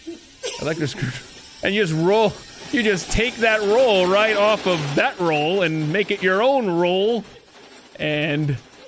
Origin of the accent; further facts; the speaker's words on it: Georgia, United States; We also, in the state of Georgia, my home state where I was born and raised, that we also gave you Jimmy Carter.